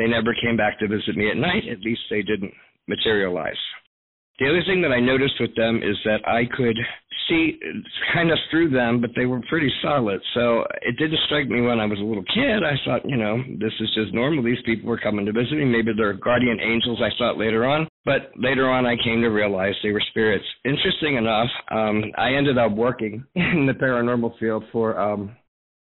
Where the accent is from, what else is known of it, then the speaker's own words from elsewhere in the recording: Baltimore County, Maryland, United States; I'm from Baltimore County, Maryland